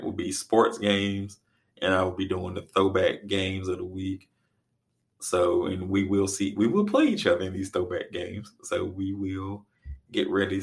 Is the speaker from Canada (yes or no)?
no; Reidsville, North Carolina, United States; born or raised there; also born or lived in Raleigh, North Carolina